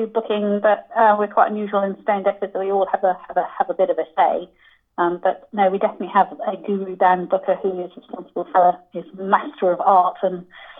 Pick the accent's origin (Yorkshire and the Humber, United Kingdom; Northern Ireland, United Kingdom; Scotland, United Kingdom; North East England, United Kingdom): North East England, United Kingdom; Newcastle; Originally, yes, I'm from Newcastle, but you really can't tell.